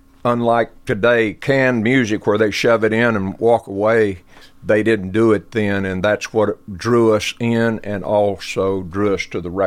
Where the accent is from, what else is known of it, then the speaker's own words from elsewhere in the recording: Lubbock, Texas, United States; now in Columbia, Tennessee, United States; So we're approaching my 80th year on the planet, and Lubbock was a great place to grow up because music was in the water.